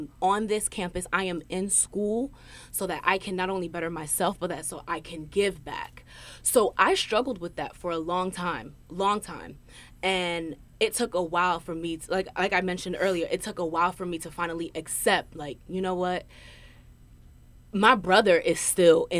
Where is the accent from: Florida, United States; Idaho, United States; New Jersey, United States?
New Jersey, United States; New Brunswick; I couldn't get that back at home. So I wanted to, I just wanted to be away. I wanted to go away. I wanted to break away from New Brunswick.